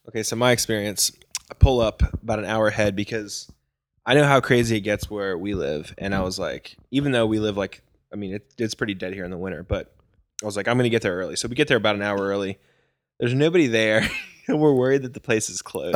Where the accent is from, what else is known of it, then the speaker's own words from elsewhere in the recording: Virginia, United States; I'm from Virginia, like, I've seen mountains all the time